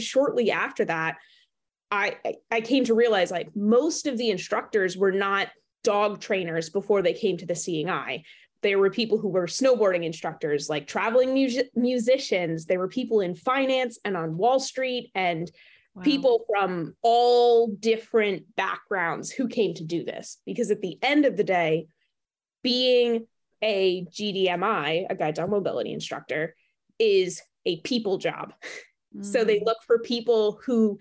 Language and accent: English; New Jersey, United States; I grew up in New Jersey